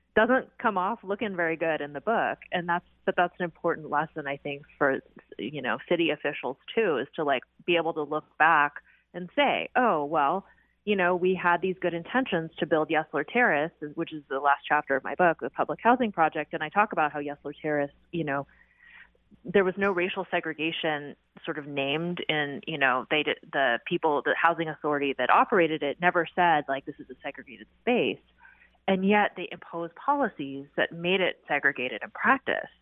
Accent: Seattle, Washington, United States; also born or lived in Riverside, California; a Seattle resident and someone who grew up in Seattle

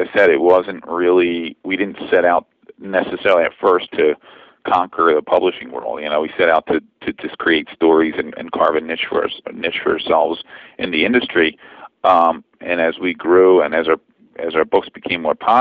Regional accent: Philadelphia, Pennsylvania, United States; moved away as an adult; also born or lived in Los Angeles; I'm from Philadelphia originally

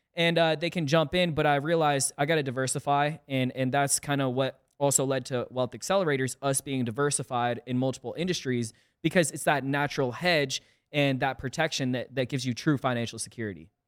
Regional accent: South Windsor, Connecticut, United States; also born or lived in Hartford, Connecticut; I'm originally from Connecticut. I was born in Hartford, grew up in a small town called South Windsor, and, you know, spent eighteen years

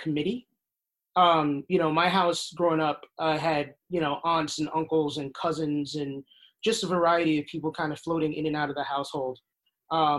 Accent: New York City, New York, United States; also born or lived in Michigan / Boston; I was born in New York City. Grew up initially in Bushwick, then moved to East Flatbush. I lived in Michigan for a couple of years, and then moved back to East Flatbush

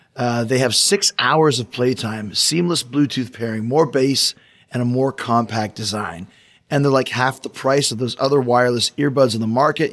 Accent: Canada; I'm not from Bulgaria, but I'm from Canada

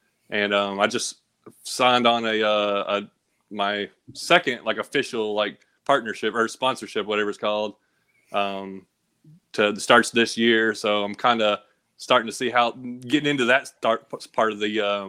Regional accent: Kentucky, United States; born there; also born or lived in Tennessee; I was born in Kentucky, so, we kind of moved from Kentucky to Tennessee

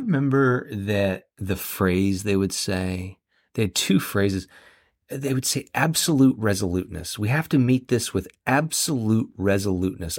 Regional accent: Central Florida, United States; I'm from Central Florida

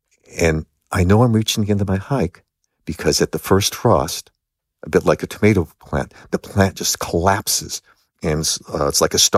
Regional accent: Los Angeles, California, United States; I grew up in Los Angeles. And so bears were not behind bars.

